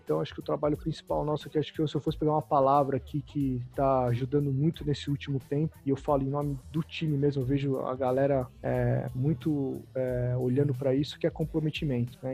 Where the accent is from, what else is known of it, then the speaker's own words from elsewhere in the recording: São Paulo, Brazil; sou um cara aqui que está erradicado em São Paulo desde criança